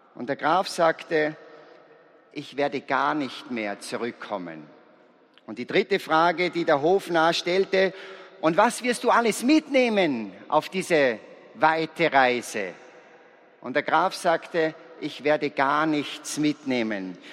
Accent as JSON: {"language": "German", "region": "Salzburg", "country": "Austria", "said": "Ich bin ein Salzburger, ich komme aus einem sehr gesegneten Elternhaus"}